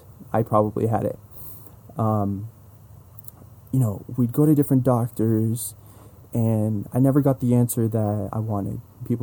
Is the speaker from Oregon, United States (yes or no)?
no; San Jose, California, United States; also born or lived in Los Angeles; born and raised in San Jose, California.